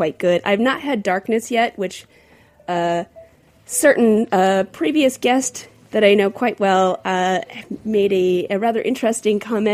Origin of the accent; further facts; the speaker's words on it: Minnesota, United States; now in New York, United States; being a Minnesotan myself